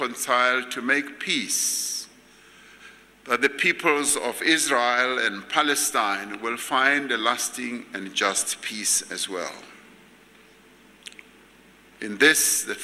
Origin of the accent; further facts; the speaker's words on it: South Africa; we as the South African people